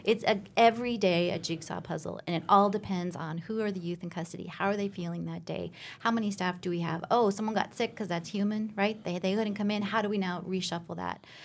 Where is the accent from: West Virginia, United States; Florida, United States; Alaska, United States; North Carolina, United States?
Alaska, United States; moved away; So I grew up in Alaska, a small town in Alaska